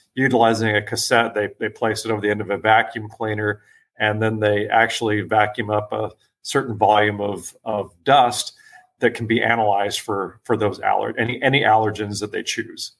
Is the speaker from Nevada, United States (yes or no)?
yes; Las Vegas, Nevada, United States; also born or lived in San Diego, California; I'm originally from San Diego. However, my family moved to Las Vegas when I was six years old